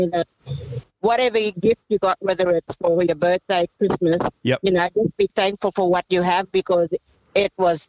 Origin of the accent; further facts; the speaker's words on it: Normanton, Queensland, Australia; now in Ingham, Australia; I'm originally from Normanton, which is situated in the Gulf of Carpentaria.